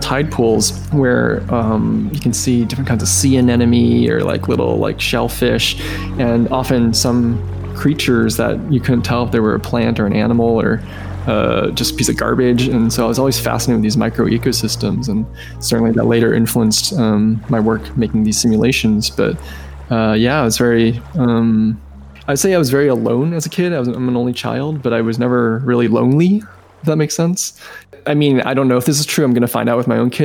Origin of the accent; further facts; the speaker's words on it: Los Angeles, California, United States; I grew up in the San Fernando Valley. It's a suburb of Los Angeles.